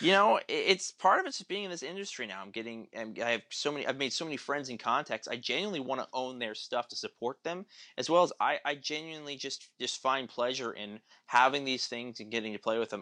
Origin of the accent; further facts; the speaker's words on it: Tulsa, Oklahoma, United States; I grew up in Tulsa.